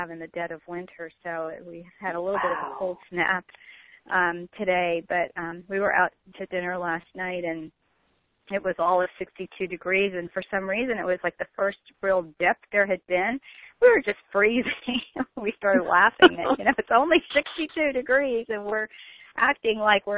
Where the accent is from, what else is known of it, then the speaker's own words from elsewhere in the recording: New York, United States; moved away; when I was growing up in New York